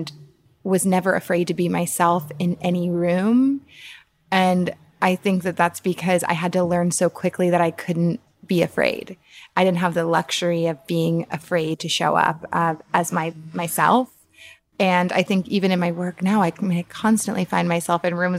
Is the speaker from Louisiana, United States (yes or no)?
yes; New Orleans, Louisiana, United States; now in New York, United States; I am from New Orleans, Louisiana, which is in the south of America, of the US. And I grew up in a place that is pretty racist